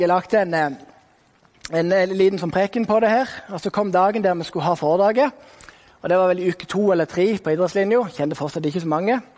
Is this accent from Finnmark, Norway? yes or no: no; Sokndal, Rogaland, Norway; also born or lived in Kristiansand; now in Bergen, Norway; da jeg bodde i Sokndal, der jeg vokste opp.